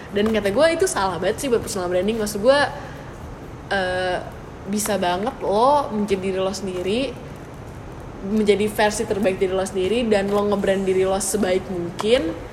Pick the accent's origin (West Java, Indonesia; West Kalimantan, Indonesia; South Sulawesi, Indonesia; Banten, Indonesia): West Java, Indonesia; Bandung; moved away as an adult; also born or lived in Malang; gue orang Bandung